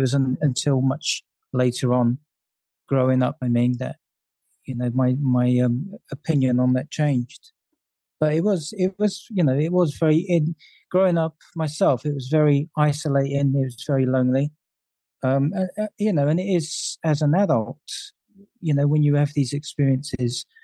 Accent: London, United Kingdom; I grew up in London and during the 70s

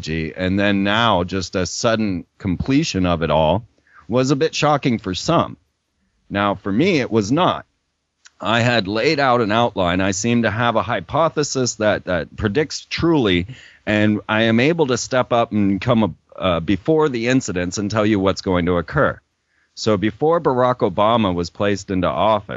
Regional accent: Orlando, Florida, United States; I grew up in Orlando, Florida

